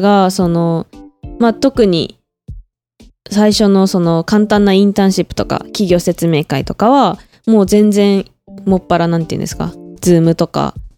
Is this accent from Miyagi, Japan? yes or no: no; Hokkaido, Japan; now in Taiwan; 北海道から来ました